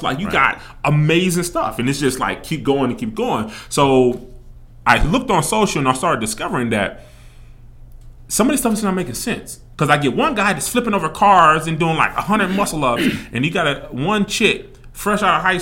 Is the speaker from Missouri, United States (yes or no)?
yes; Kansas City, Missouri, United States; moved away as an adult; now in Las Vegas, United States; I'm coming from Kansas City, Missouri. I've been in Las Vegas for roughly 15 years